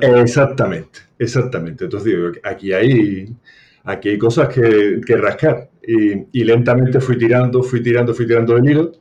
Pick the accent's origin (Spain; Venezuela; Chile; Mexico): Spain; Seville, Andalusia; soy de Sevilla